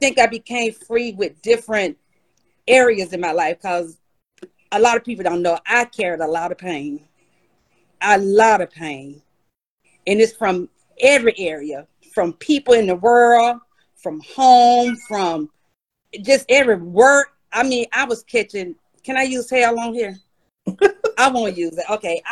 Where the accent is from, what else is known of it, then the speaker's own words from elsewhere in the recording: Eastman, Georgia, United States; also born or lived in Rochester, New York; now in McDonough, United States; my hometown, Eastman, South Georgia